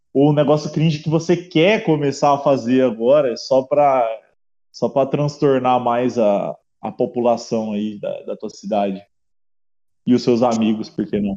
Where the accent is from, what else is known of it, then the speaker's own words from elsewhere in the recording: Brazil; eu nasci no Brasil